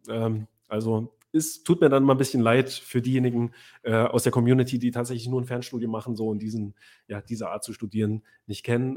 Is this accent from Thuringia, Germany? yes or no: yes; Weimar or Jena, Thuringia, Germany; also born or lived in Göttingen; von Weimar beziehungsweise Jena, wo ich aufgewachsen bin